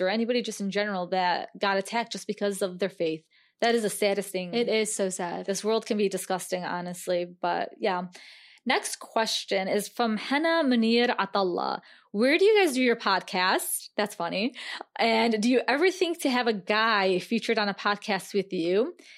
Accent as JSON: {"language": "English", "country": "United States", "tie": "born or raised there", "said": "growing up in America? as a Muslim American woman."}